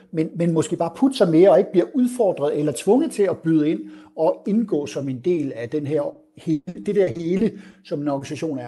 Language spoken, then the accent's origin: Danish; south of Aarhus, Central Denmark Region, Denmark; accent: Jutlandic; now in Copenhagen, Denmark; min accent forhåbentlig afslører, så, øh, så har jeg jo en jysk oprindelse, der er syd for Aarhus